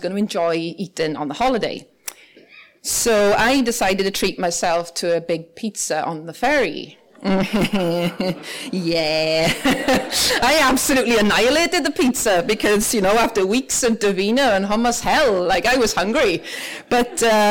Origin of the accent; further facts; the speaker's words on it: Ferndale, Wales, United Kingdom; moved away as an adult; now in Northern Ireland; I grew up in the Rhondda Valleys in South Wales